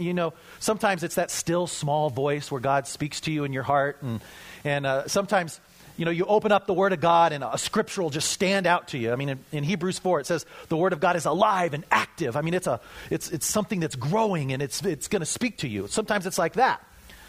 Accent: Colorado, United States; I'm from Colorado, so we've got, you know, the Tree Hugger Bible there.

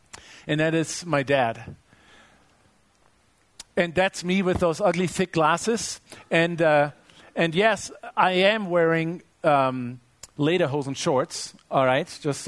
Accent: Germany; I grew up in Germany. I grew up loving soccer and playing soccer.

